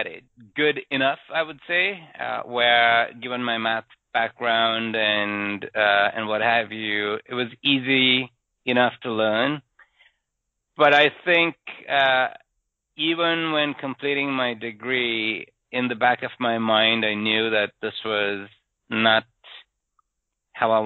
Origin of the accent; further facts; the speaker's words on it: Sri Lanka; moved away as an adult; I grew up in Sri Lanka